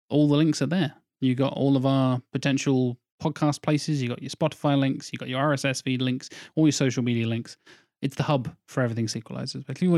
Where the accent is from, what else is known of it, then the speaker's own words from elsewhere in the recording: United Kingdom; We're very British.